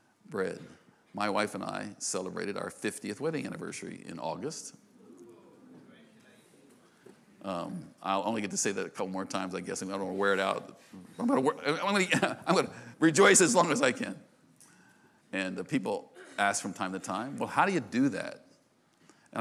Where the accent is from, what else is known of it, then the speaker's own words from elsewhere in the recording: United States; I'm an American